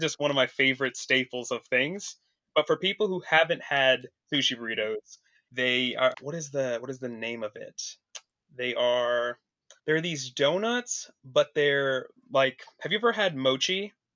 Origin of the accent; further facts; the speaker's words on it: Vancouver, Washington, United States; moved away as an adult; now in Portland, United States; I'm originally from across the river in, uh, Vancouver, Washington, though, so I've always lived here my whole life